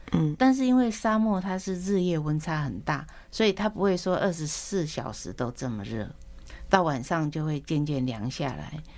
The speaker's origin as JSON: {"language": "Chinese", "region": "Taoyuan", "country": "Taiwan", "tie": "born or raised there", "also_born_or_lived": "Shuinandong, Ruifang, New Taipei / Las Vegas, United States / Chicago, United States", "moved": "as an adult", "said": "我小时候住在百集，整天跟大自然为伍有关吧。在世外桃源长大的"}